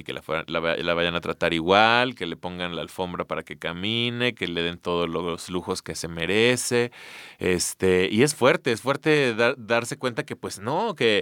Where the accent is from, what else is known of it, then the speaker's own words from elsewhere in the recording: Mexico; somos así como mexicanos